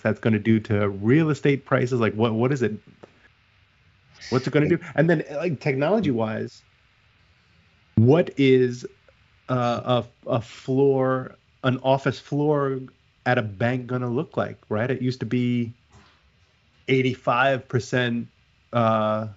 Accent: New York City, New York, United States; I'm a New Yorker

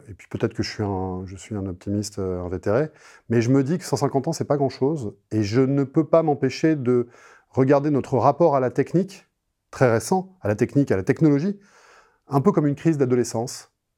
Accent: France; je suis français

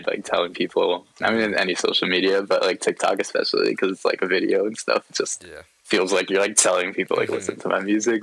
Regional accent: New York, United States; I'm from New York

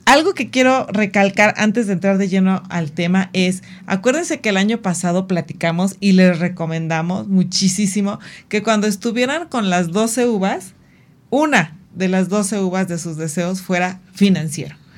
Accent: Mexico; como mexicanos

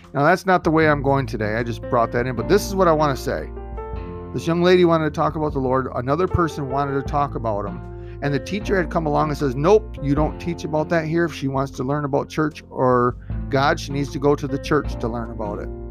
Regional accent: Michigan, United States; Michigan, my home state

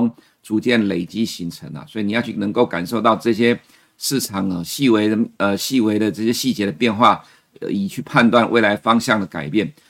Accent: Taiwan; 其实美国人继续的花钱，我们台湾人才会有钱可以赚。

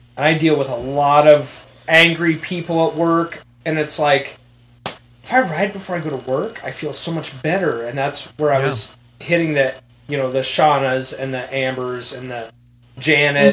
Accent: Iowa, United States; also born or lived in Kansas City, Missouri; I was raised in Iowa, but I was born in Kansas City.

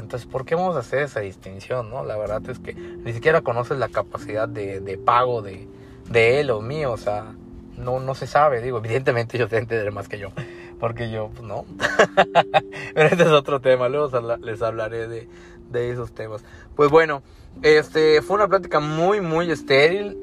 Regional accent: Mexico; yo soy mexicano y he venido a Tulum desde antes que conocieras que existe México

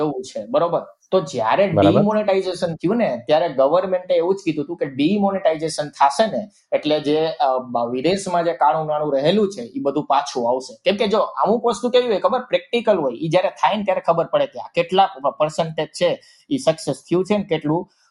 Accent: Gujarat, India; અમે ગુજરાતથી આવીએ છીએ

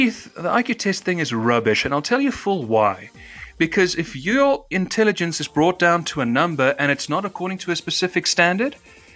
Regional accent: South Africa; If you want to know how my actual accent is, this is how it's supposed to sound, because we roll the letter R in South Africa. That's how my accent was.

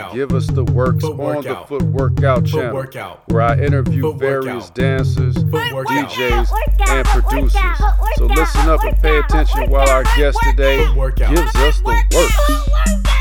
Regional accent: Joliet, Illinois, United States; I went to Joliet West. So I'm from Joliet

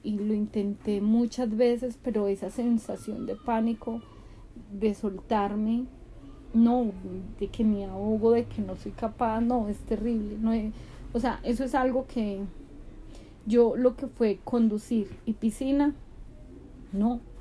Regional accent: Pereira, Risaralda, Colombia; also born or lived in Bogotá; cuando tenía 19 años me fui a vivir a Bogotá con mi hermano mayor, porque acá en Pereira imposible, primero mi papá no me dejaba

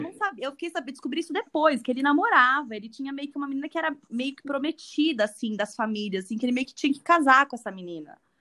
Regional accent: Brazil; eu sou bem brasileira

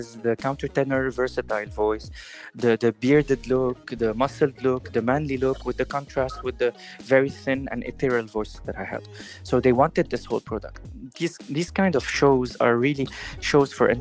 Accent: Lebanon; moved away; also born or lived in Paris, France; I'm a Levantine guy. I come from the Levant. I've been raised in a Greek, Turkish, Lebanese family of many origins

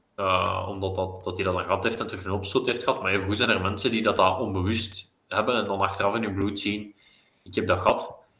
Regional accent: Belgium; als Belg

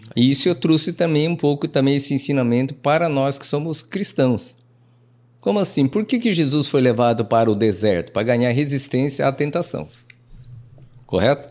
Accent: Londrina, Paraná, Brazil; sou londrinense pé vermelho. Pé nasci, vermelho. Nascido na Vila Nova de Parteira.

